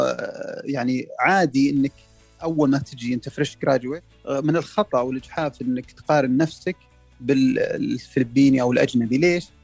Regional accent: Saudi Arabia; احنا كسعوديين

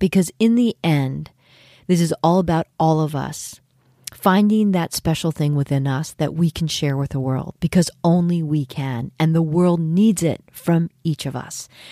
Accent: San Francisco Bay Area, California, United States; born or raised there; moved away as an adult; also born or lived in New York City

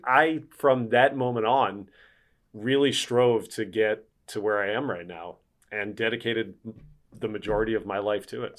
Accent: Philadelphia, Pennsylvania, United States; now in Milwaukee, United States; I grew up in Philadelphia.

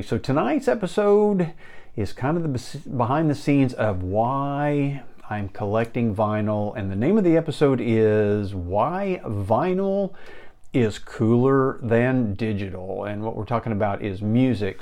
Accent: Enid, Oklahoma, United States; Living here in the plains of Oklahoma in Enid

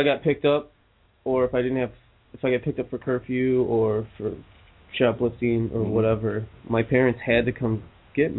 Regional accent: Mesa, Arizona, United States; moved away; I was born in Mesa, Arizona

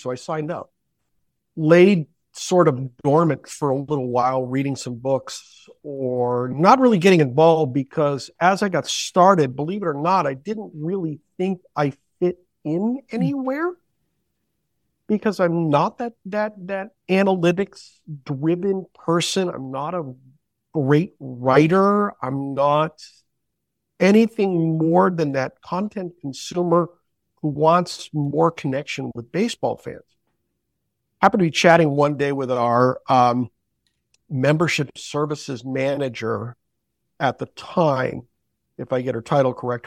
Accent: Northampton, Massachusetts, United States; now in New London, New Hampshire, United States; I grew up in Northampton, Massachusetts.

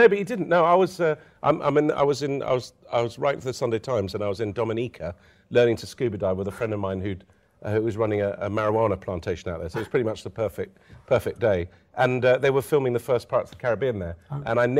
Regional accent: Lebanon; when I was a kid growing up in Lebanon

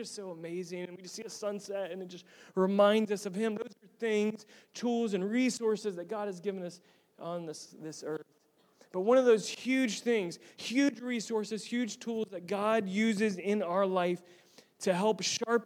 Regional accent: Tampa, Florida, United States; I'm originally from Tampa

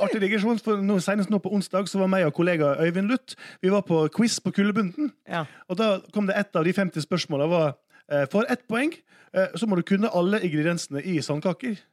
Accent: Sunnmøre, Møre og Romsdal, Norway; jeg er jo sunnmøring, og sunnmøringer elsker jo å spare penger

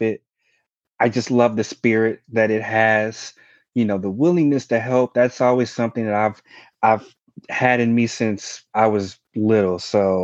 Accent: Chicago, Illinois, United States; I was born and raised in Chicago, Illinois.

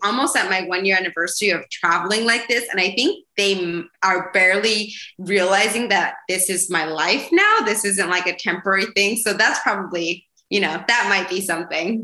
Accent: Idaho, United States; moved away as an adult; also born or lived in New York; I'm originally from from Idaho

